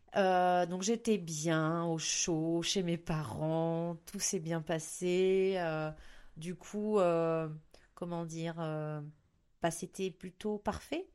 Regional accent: Beaujolais, north of Lyon, Auvergne-Rhône-Alpes, France; also born or lived in Pyrenees; now in Baudéan, France; je viens du Beaujolais, euh, au-dessus de Lyon

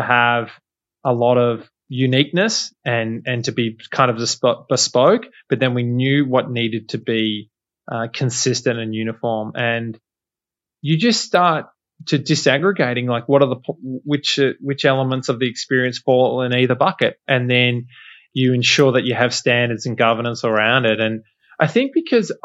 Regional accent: Australia; moved away as an adult; now in United States; I'm Aussie

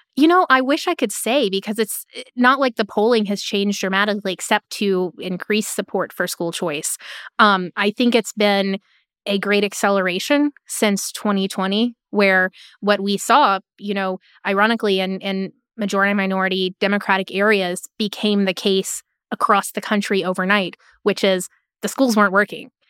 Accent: Florida, United States; my home state of Florida

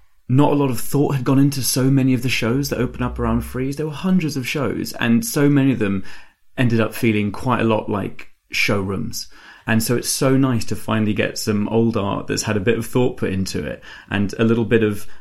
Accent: near Mont Sainte-Victoire, Provence-Alpes-Côte d'Azur, France; now in United Kingdom; So I grew up in France and I go back there every summer, and I grew up near Mont-Sainte-Victoire

